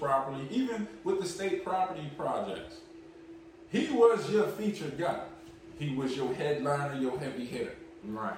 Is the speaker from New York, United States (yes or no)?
no; Philadelphia, Pennsylvania, United States; we're from Philly.